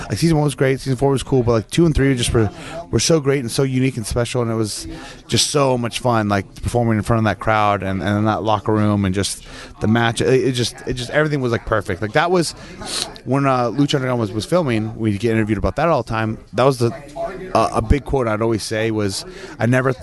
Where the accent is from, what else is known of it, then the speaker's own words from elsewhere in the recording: Chico, California, United States; I'm from Northern California. I was raised in Chico, California